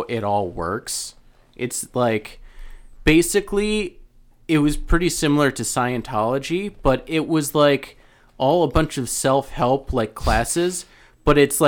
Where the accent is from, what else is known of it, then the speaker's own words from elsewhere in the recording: Albany, New York, United States; we're from Albany